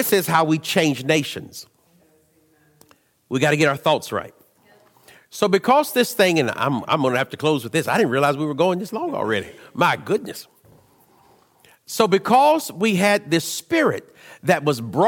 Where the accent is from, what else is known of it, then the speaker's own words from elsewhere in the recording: United States; I'm Western. I'm American. I like being American